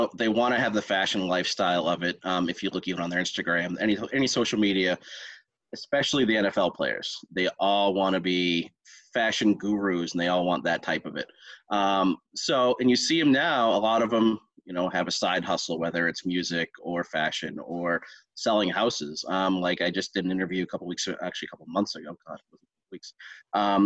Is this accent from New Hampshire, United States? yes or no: yes; New Hampshire, United States; I am from New Hampshire